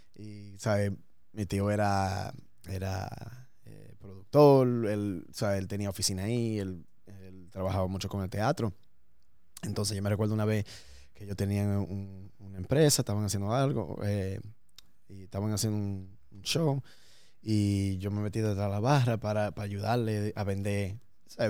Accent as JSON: {"language": "Spanish", "region": "New York", "country": "United States", "tie": "born or raised there"}